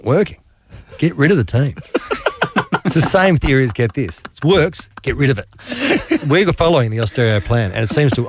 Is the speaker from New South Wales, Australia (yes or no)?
no; Melbourne, Victoria, Australia; given I'm from Melbourne